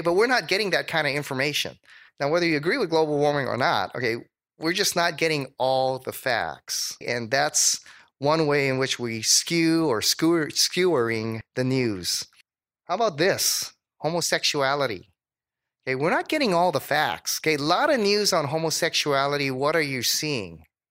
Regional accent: Hawaii, United States; moved away; also born or lived in Dallas; I was from Hawaii.

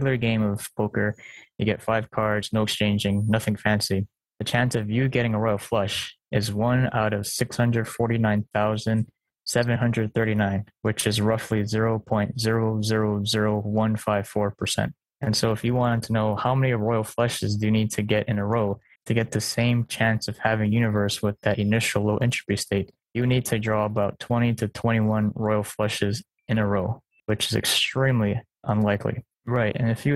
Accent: Hawaii, United States; also born or lived in California; I grew up in Hawaii most of my life. Born in California, we moved here when I was four, so I'm more local than mainland

